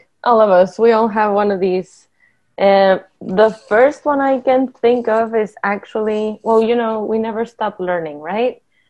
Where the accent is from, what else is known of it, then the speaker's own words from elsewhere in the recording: Mexico; accent: Mexican; English is a second language; you didn't used to have an accent at all, and now you have a Mexican, like very strong Mexican accent.